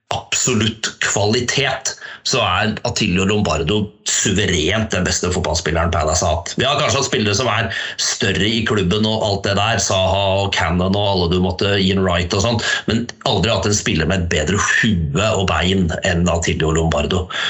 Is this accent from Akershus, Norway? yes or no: no; Harestua, Innlandet, Norway; hjemme på Harestua.